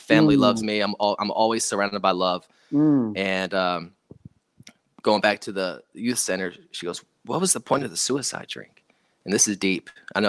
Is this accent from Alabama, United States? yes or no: no; South Dakota, United States; a place where I grew up in South Dakota on an Air Force base and I had a great childhood, man.